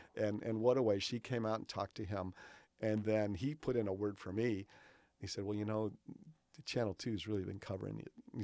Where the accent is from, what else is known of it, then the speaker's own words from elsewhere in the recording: Chicago, Illinois, United States; moved away as an adult; also born or lived in Des Moines, Iowa / Cedar Rapids, Iowa; growing up in Chicago